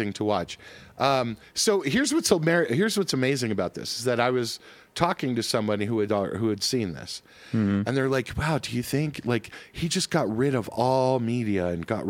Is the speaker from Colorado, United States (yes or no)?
yes; Colorado, United States; growing up in Colorado